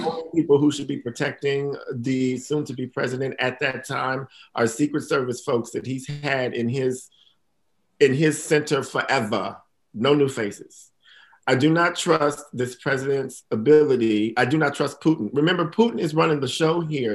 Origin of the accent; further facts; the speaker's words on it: Milwaukee, Wisconsin, United States; now in Maine, United States; Milwaukee, Wisconsin